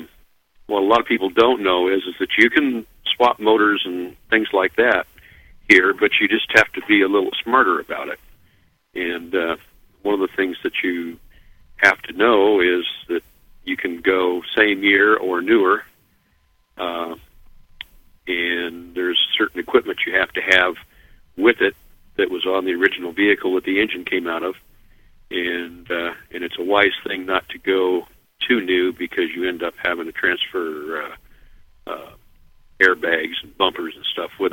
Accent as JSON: {"language": "English", "town": "Los Angeles", "region": "California", "country": "United States", "tie": "born or raised there", "also_born_or_lived": "Lake Tahoe, California", "said": "I was born in Los Angeles, and we moved to Lake Tahoe when I was 11, and that was a great place for a kid to grow up"}